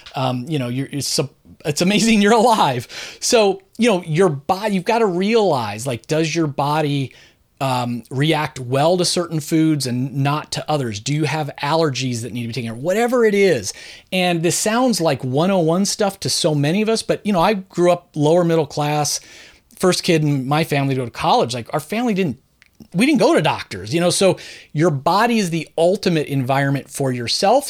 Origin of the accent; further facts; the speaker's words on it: Southern California, United States; now in Philadelphia, United States; I was born and raised in suburban Southern California